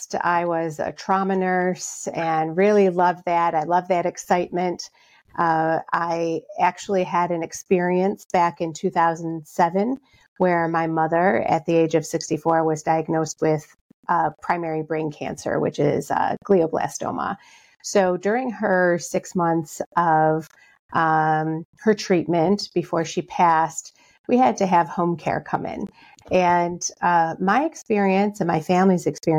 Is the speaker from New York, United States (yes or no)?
yes; Rochester, New York, United States; I'm from Rochester, New York. That's where I'm coming to you from now.